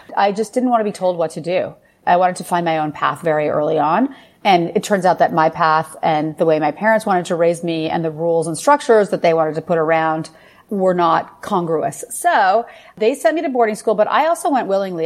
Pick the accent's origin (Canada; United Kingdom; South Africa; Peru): Canada; Ottawa, Ontario; moved away as an adult; also born or lived in Paris, France; now in New York City, United States; So I am Canadian. I grew up in Ottawa, Canada.